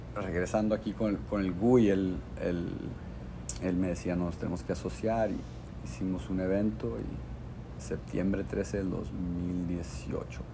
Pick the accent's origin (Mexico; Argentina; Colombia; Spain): Mexico; Tijuana, Baja California; moved away as an adult; also born or lived in Tulum / New York / Nicaragua / Los Angeles; soy un, un, chavo aquí de Tijuana y le tengo mucho cariño a esta ciudad, toda la gente con la que crecí